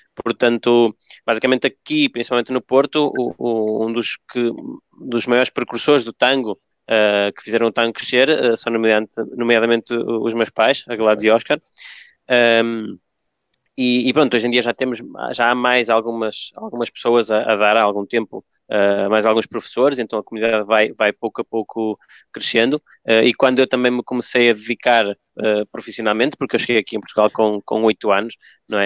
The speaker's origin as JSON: {"language": "Portuguese", "country": "Argentina", "tie": "born or raised there", "said": "eu nasci na Argentina, no meio do, do tango"}